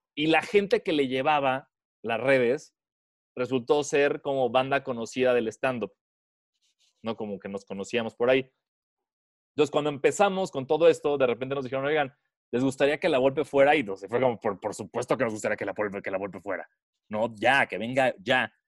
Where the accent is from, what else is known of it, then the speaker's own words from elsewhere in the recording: Mexico; De México